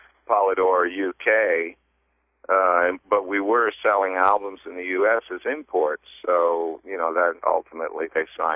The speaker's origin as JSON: {"language": "English", "town": "Toronto", "region": "Ontario", "country": "Canada", "tie": "born or raised there", "also_born_or_lived": "North Bay, Ontario / Sudbury, Ontario / Ottawa / London, England", "moved": "as an adult", "said": "grew up in Toronto, and then my family, because of my dad's work, we moved around a little bit up to some of these northern Ontario towns like North Bay and Sudbury"}